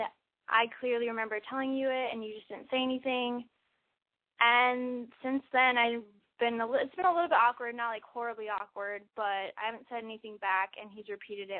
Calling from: Iowa, United States; I'm 20 years old, and I'm calling from Iowa.

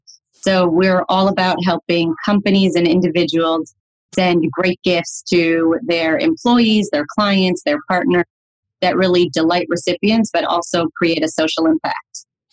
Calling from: Chicago, Illinois, United States; Yeah, so I'm calling you from Chicago, Illinois.

